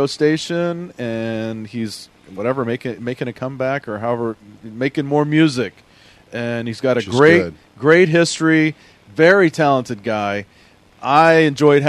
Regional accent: Texas, United States; now in Pacific Northwest, United States; I am from Texas

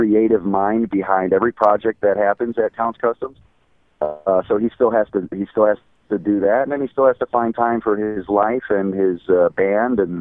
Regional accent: Chicago, Illinois, United States; moved away as an adult; also born or lived in Los Angeles; now in Las Vegas, United States; I grew up in Chicago, and then I moved to L.A. Probably when I was, I think, 19.

